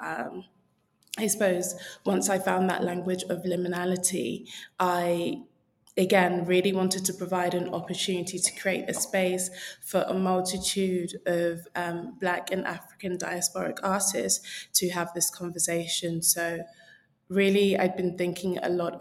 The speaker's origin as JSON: {"language": "English", "region": "London", "country": "United Kingdom", "tie": "born or raised there", "said": "So I am a proud South Londoner. And for me, growing up in that space where there were lots of other Nigerians"}